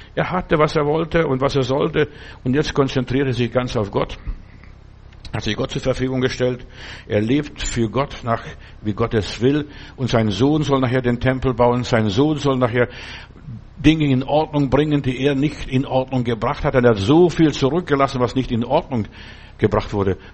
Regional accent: Germany; hier bei uns in Deutschland

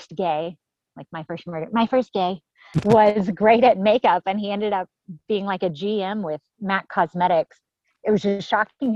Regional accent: Dallas, Texas, United States; we grew up in Dallas, Texas area

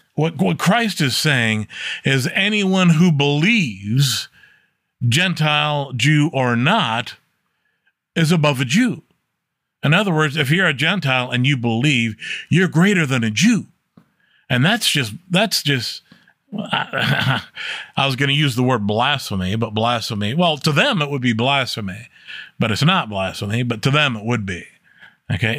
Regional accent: United States; I as an American

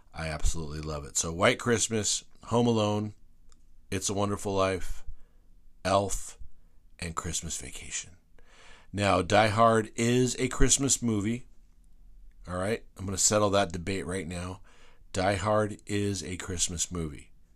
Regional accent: Whittier, California, United States; I grew up in West Whittier.

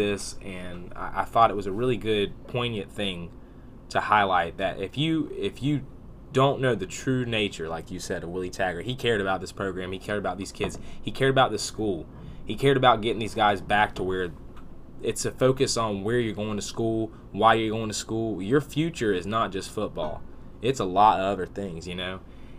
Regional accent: Tallahassee, Florida, United States; this is my hometown

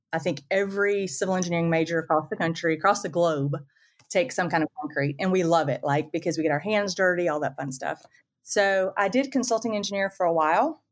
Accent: the Panhandle of Florida, United States; I'm from the Panhandle of Florida

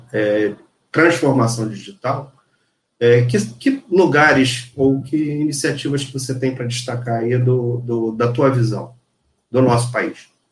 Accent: Rio de Janeiro, Brazil; Sou carioca, segundo lugar, sou profissional da indústria

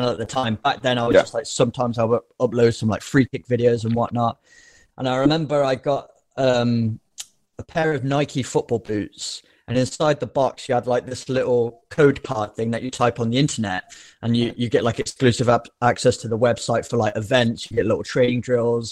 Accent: Nottingham, East Midlands, United Kingdom; moved away as an adult; I grew up in Nottingham, so I just played for like the Nottinghamshire League

